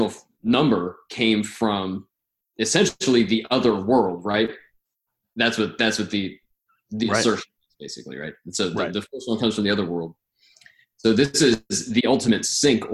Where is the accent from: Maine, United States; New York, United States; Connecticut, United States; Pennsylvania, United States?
Connecticut, United States; Sandy Hook; moved away; I was born in Sandy Hook, but I wasn't there when it happened